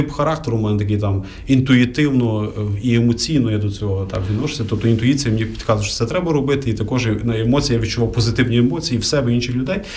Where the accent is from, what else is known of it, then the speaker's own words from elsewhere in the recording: Lviv, Lviv Oblast, Ukraine; Ти привіз людей, я привіз людей. Давай будемо організовувати. бо Ти зі Львова, я зі Львова.